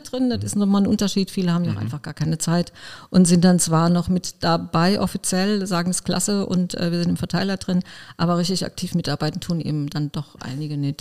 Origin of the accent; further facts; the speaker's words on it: Koblenz, Rhineland-Palatinate, Germany; Ich bin in Arnberg äh, geboren und aufgewachsen.